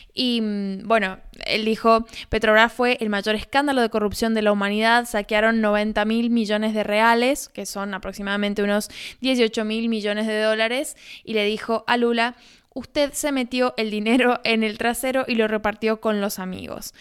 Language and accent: Spanish; Argentina